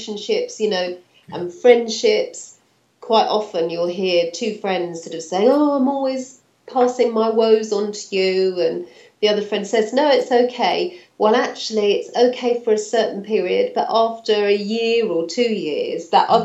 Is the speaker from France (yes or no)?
no; London, United Kingdom; moved away as an adult; also born or lived in Norfolk; I was brought up in London